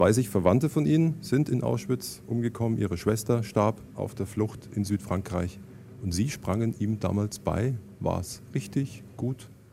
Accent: Germany; Jetzt bin ich Deutscher, Jahrgang 61

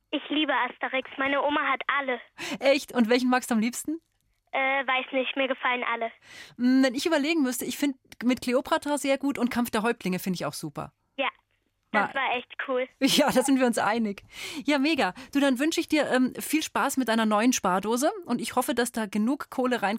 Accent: London, United Kingdom; ich komme aus England. Oh, und wo daher? Ähm, aus London.

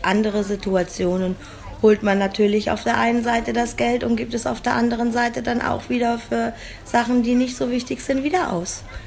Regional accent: Germany; hier bei uns in Deutschland

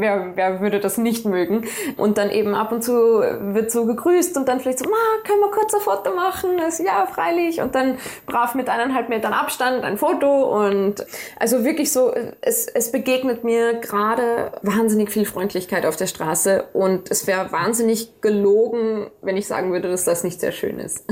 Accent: Salzburg, Austria; first language German; also born or lived in Dorfgastein; ich komme aus Salzburg, ich bin hier aufgewachsen

